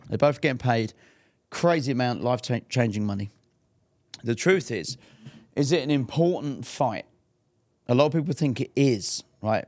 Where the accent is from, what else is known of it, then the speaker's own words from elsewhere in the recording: England, United Kingdom; I'm English too.